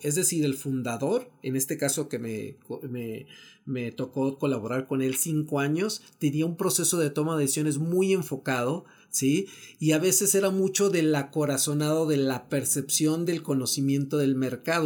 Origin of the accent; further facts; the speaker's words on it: Mexico; hemos avanzado como mexicanos